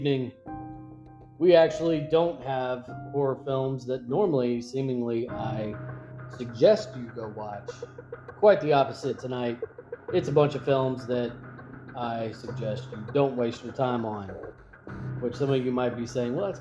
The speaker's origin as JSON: {"language": "English", "region": "Kentucky", "country": "United States", "said": "I'm from Kentucky"}